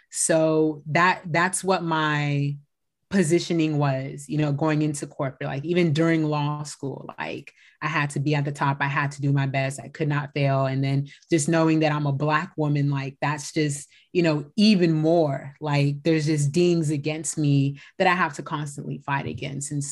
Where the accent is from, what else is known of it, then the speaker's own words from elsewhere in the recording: Bay Area, California, United States; also born or lived in San Diego; I am a California based attorney born and raised in the Bay Area.